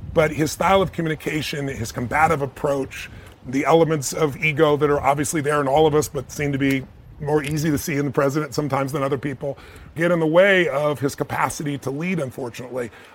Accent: United States; I'm an American

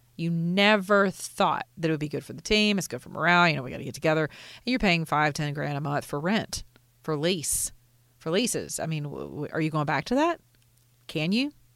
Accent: United States; as an American

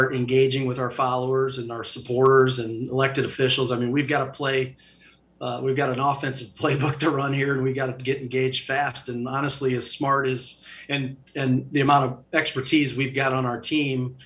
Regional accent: United States; moved away; I'm from the Quad Cities. I grew up there

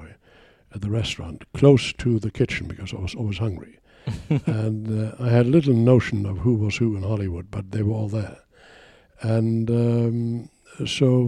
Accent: Germany; now in United States; I'm from Germany originally

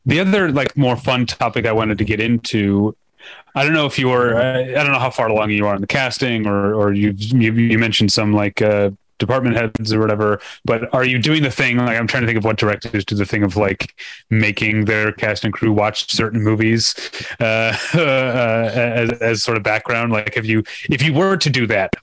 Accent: St. Louis, Missouri, United States; moved away; also born or lived in Chicago; I lived in Chicago, so part of me feels at home, but also I grew up in St. Louis

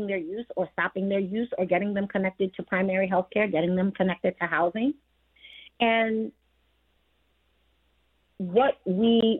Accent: New York, United States; I'm from New York as well. I come from a first generation Caribbean home.

